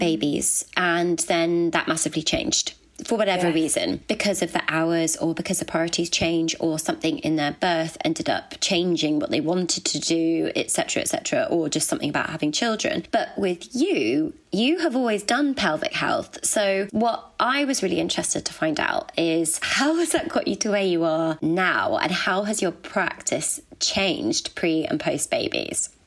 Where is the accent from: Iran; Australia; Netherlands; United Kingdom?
United Kingdom; Birmingham, West Midlands; accent: Brummy; moved away; also born or lived in London; I'm from Harborne.